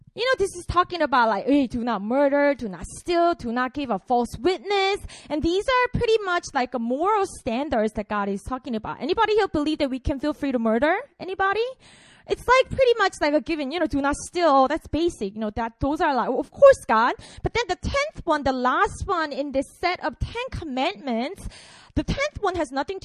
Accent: Busan, South Korea; I'm from Korea. I was born and raised in Busan

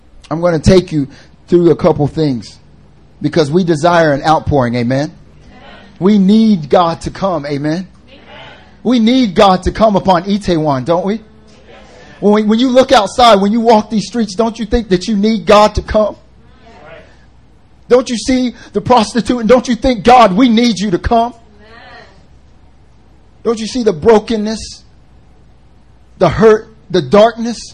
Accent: North Carolina, United States; moved away as an adult; now in Seoul, South Korea; I'm from North Carolina, and like I lived in like the foothills area

